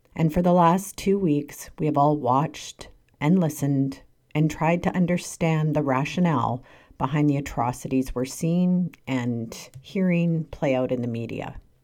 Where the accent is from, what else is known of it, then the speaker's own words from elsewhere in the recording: Canada; I'm a Ukrainian Canadian. I was born in Canada, but my grandfather was born in a small village in western Ukraine